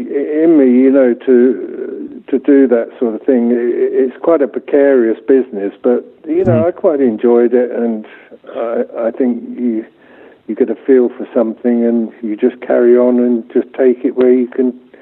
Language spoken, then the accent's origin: English; Hampton, London, United Kingdom; also born or lived in Salonika, Greece / Kent; now in -; My father and mother, they were posted to Greece. They were in the British Army, and I was born in Salonika and lived there for about 4 years. And then we returned to the UK when I was four. We lived in Kent, just outside London.